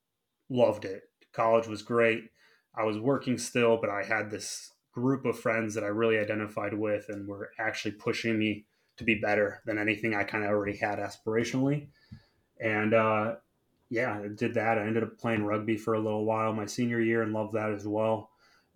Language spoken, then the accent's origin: English; Chicago, Illinois, United States; So I grew up in Chicago, in the city.